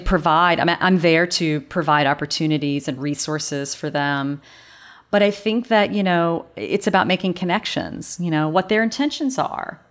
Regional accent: North Carolina, United States; accent: southern drawl; moved away; I know that southern drawl comes out every once in a while. Um, yeah, I w, I grew up in North Carolina

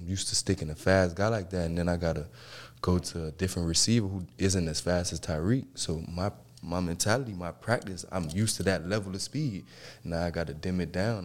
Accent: Miami, Florida, United States; I grew up in Miami Dade County

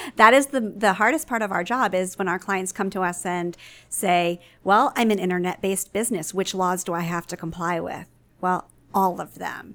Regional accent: Baltimore, Maryland, United States; my hometown paper, the Baltimore Sun

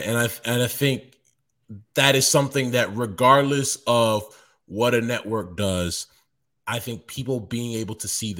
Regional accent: Baní, Dominican Republic; also born or lived in Bayamón, Puerto Rico; If I know that all my friends that I grew up with in Beni in the Dominican Republic, or if I know that my doctor, the person that used to babysit me in Bayamón, in Puerto Rico, is watching me

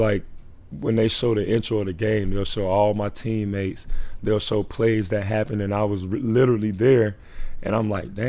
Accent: Orlando, Florida, United States; I grew up in Orlando. Just like I said, I saw you grow up. A lot of those people saw me grow up in Orlando.

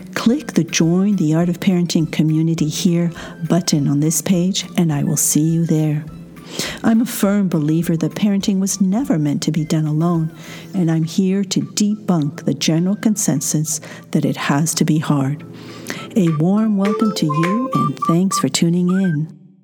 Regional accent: France; accent: French; my French accent

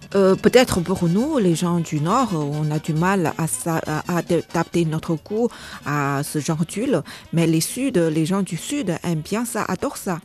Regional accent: China; en tant que chinoise, je ne parle pas non plus le cantonais

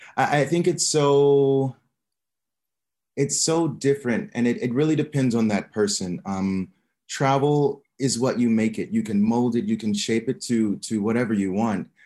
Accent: Omaha, Nebraska, United States; moved away as an adult; also born or lived in Barcelona, Spain; now in Hua Hin, Thailand; I am from Omaha, Nebraska, in the United States.

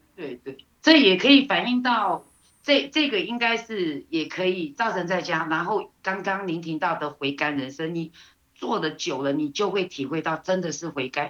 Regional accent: Taiwan; 我们台湾人，呃，我们台湾味

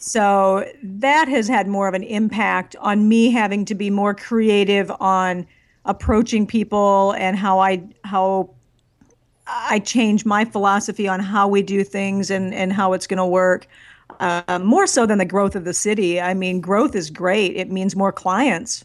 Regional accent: northwest corner of Iowa, United States; now in Nashville, United States; I grew up in the Midwest, um, in the furthest northwest corner of Iowa that you could ever get to.

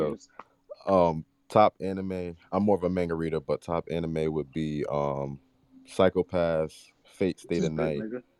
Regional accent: Connecticut, United States; I come from Connecticut. 2 hours away from New York

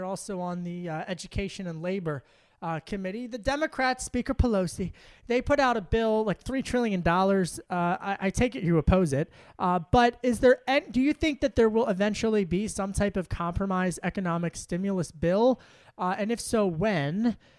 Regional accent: Pennsylvania, United States; I grew up in Delco, so I know the state very well.

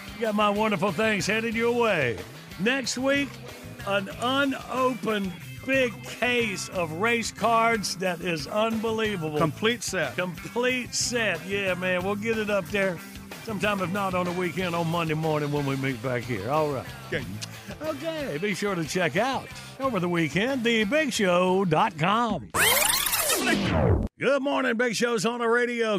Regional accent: Graham, North Carolina, United States; I was raised in Graham, North Carolina, Tobacco Road

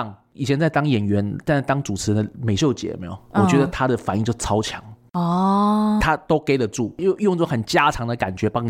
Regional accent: Taiwan; 就像我们台湾人很喜欢日本嘛，

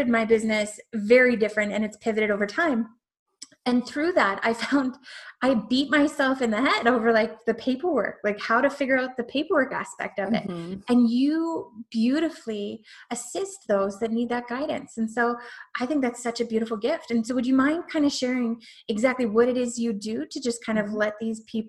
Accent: Canada; I'm Canadian.

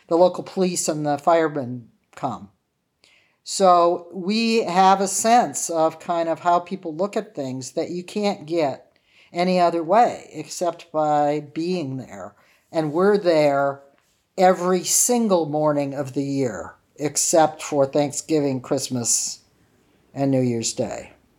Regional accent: Wyandotte, Michigan, United States; now in Cambridge, United States; when I was growing up in Wyandotte, Michigan, my father was a high school teacher

